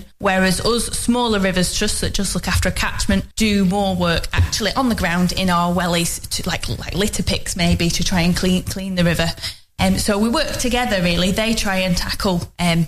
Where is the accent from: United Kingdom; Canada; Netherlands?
United Kingdom; Longridge, North West England; I grew up in Longridge, which is also in the Ribble catchment.